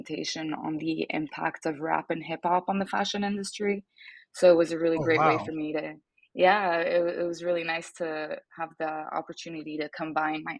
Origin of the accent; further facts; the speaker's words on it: Geneva, Switzerland; English is a second language; moved away as an adult; now in New York, United States; I am actually Swiss and Italian, and I was born and raised in Geneva in Switzerland